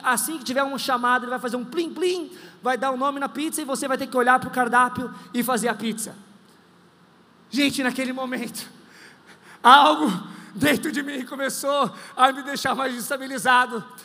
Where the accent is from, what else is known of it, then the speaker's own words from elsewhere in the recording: Brazil; also born or lived in Australia; eu sou brasileiro, neto de baiano